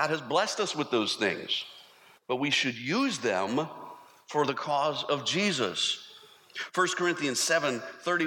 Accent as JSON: {"language": "English", "country": "United States", "said": "we as American Christians"}